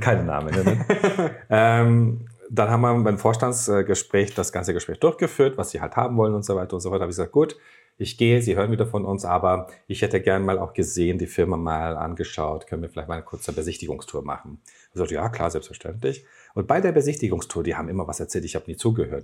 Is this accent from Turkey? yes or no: yes; Turkey; German is a second language; moved away as an adult; now in Germany; Bei uns in der Türkei